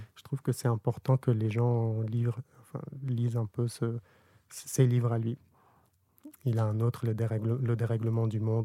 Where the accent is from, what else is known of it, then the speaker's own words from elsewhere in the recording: Burkina Faso; moved away; also born or lived in Lebanon; J'ai grandi au Burkina Faso en Afrique